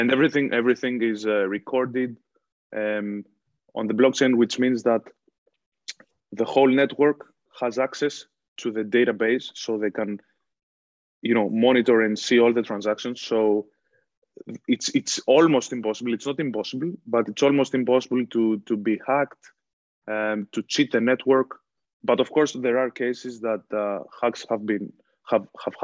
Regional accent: Athens, Attica, Greece; moved away as an adult; also born or lived in Boston; now in Ireland; I was born and raised in Athens, but I have some roots from Mani

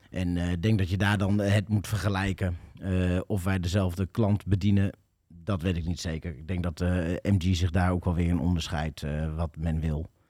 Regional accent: Emmeloord, Flevoland, Netherlands; also born or lived in Doetinchem area, Achterhoek; now in Doetinchem, Netherlands; Ik ben geboren en getogen in Emmeloord, in de polder

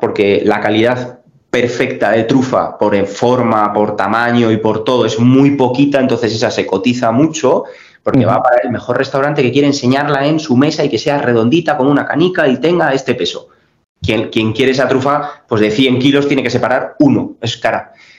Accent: Teruel, Aragon, Spain; fiel a mi pueblo, a mi ciudad, a mi gente

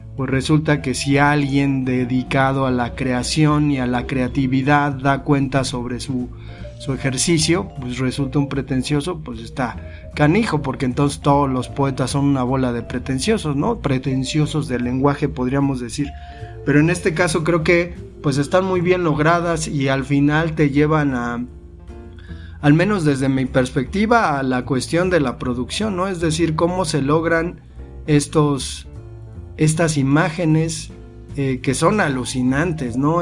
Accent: Mexico; somos mexicanos

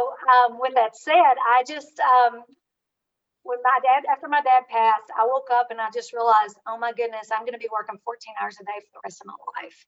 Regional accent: rural Kentucky, United States; I was raised in Kentucky

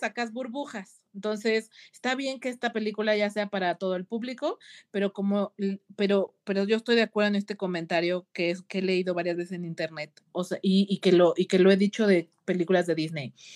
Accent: Mexico; como mexicana

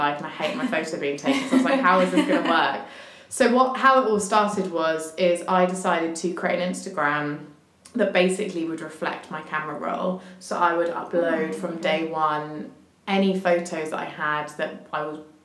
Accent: Hampshire, South East England, United Kingdom; I grew up in Hampshire

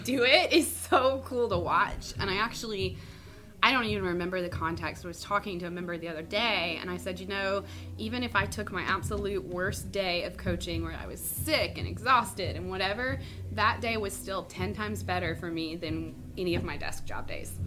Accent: Mississippi, United States; moved away as an adult; now in Charleston, United States; I am born and raised in Mississippi

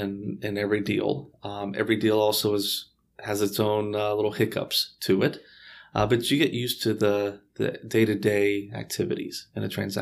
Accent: Houston, Texas, United States; born and raised here in Houston.

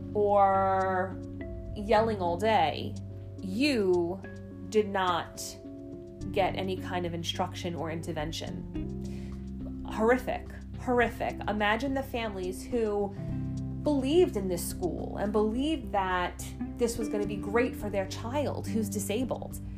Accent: New York City, New York, United States; I grew up in Staten Island my entire life

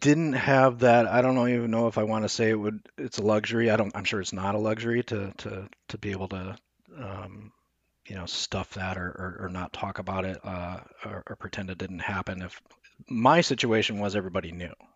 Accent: Omaha, Nebraska, United States; I was born in Nebraska

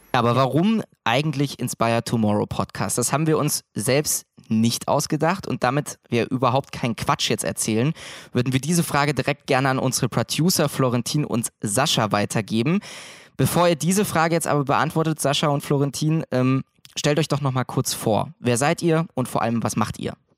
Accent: Thuringia, Germany; moved away as an adult; now in Mittweida, Germany; komme ursprünglich aus einer Kleinstadt in Thüringen

